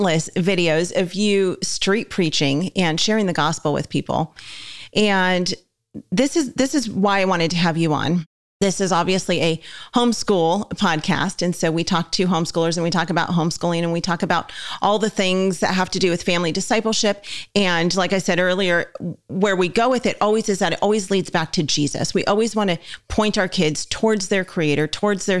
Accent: Southern California, United States; we're from Southern California as well. And so most people where I lived in SoCal

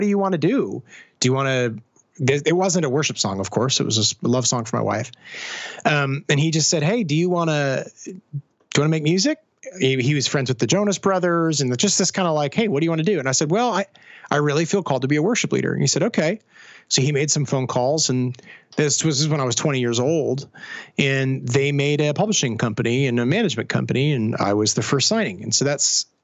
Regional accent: Hamilton, Ontario, Canada; Hamilton, bit of backstory, my hometown, was pretty rough.

